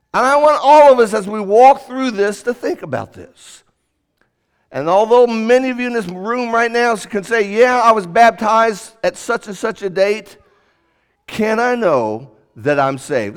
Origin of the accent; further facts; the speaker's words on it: Indianapolis, Indiana, United States; moved away; when I grew up in Indianapolis